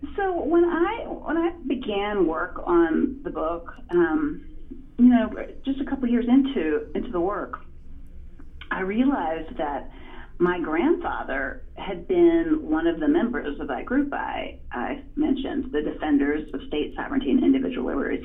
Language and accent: English; Farmville, Virginia, United States; moved away as an adult; also born or lived in California; I grew up in Prince Edward County, Virginia, in, in Farmville, Virginia